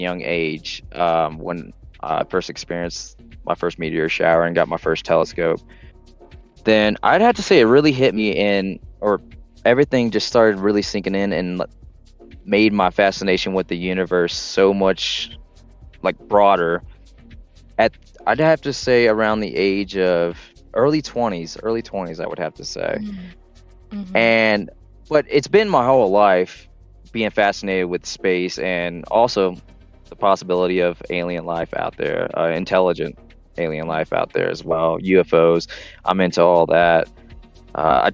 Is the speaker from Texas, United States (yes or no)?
no; Southern Alabama, United States; also born or lived in New Orleans, Louisiana; Moved to Southern Alabama